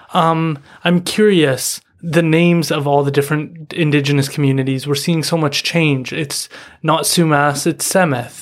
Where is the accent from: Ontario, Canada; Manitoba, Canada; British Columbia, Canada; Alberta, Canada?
British Columbia, Canada; Chawathil First Nation; I'm from Chawathal.